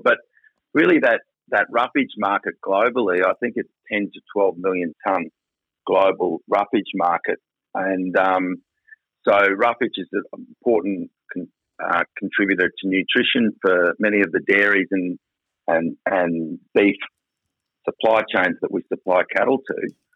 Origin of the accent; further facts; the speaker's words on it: South Burnett, Queensland, Australia; also born or lived in Mount Isa; I was born in Mount Isa and yeah. grew up on a farm in the South Burnett.